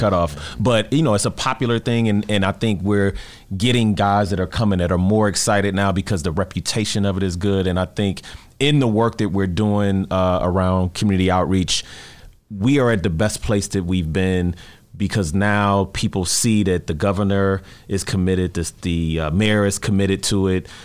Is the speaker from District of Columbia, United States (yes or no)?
no; Detroit, Michigan, United States; I grew up in Detroit